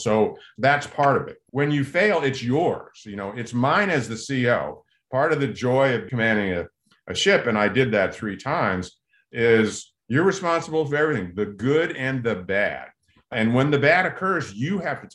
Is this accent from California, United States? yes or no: yes; Southern California, United States; growing up in Southern California